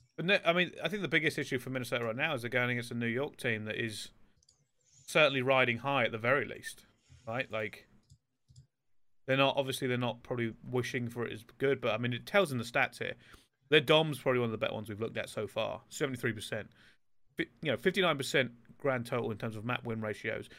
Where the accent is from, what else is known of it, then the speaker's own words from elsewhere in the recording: England, United Kingdom; We're all from England